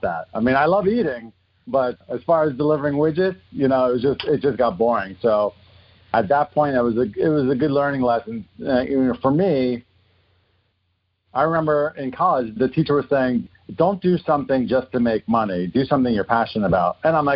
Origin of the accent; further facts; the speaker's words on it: New Jersey, United States; moved away as an adult; also born or lived in Queens, New York / Boston; now in Los Angeles, United States; I grew up in New Jersey, born in Queens